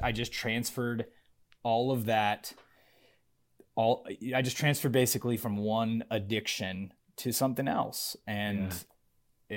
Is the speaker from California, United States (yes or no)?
yes; Northern California, United States; moved away as an adult; also born or lived in Los Angeles, United States / San Antonio, United States; now in Austin, United States; I grew up in California, uh, up in ah. Northern California